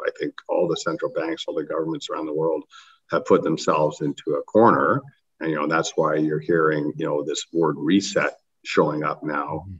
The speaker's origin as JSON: {"language": "English", "country": "Canada", "said": "I'm a Canadian"}